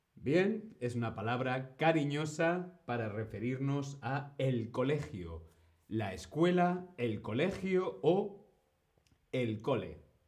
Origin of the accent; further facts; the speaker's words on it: Spain; Yo fui al colegio en España, pero mi colegio no era un colegio español